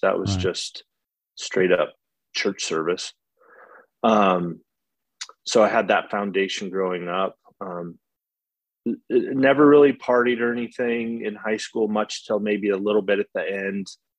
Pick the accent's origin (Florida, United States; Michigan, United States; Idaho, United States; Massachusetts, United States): Idaho, United States; I was born and raised in Idaho for most of my life. Bounced around a bunch. My dad was a working cowboy, so we traveled.